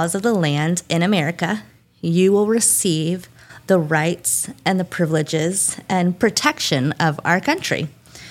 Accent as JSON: {"language": "English", "country": "United States", "said": "I'm a real bad American"}